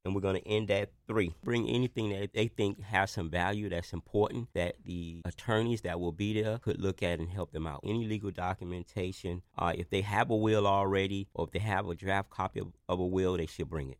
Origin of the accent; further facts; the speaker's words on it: Miami, Florida, United States; growing up in Liberty City, I literally watched families lose their properties